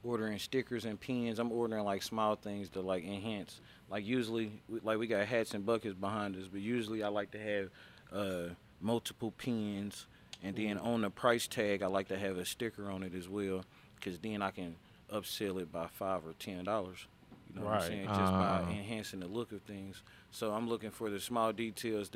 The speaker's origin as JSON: {"language": "English", "town": "Indianapolis", "region": "Indiana", "country": "United States", "said": "I'm from Indiana"}